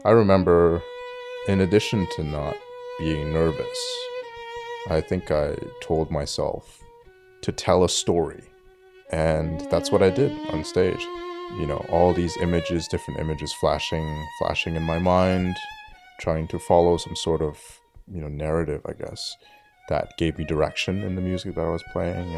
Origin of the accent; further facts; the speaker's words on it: Ottawa, Ontario, Canada; I'm currently based in Ottawa, where I was also born and raised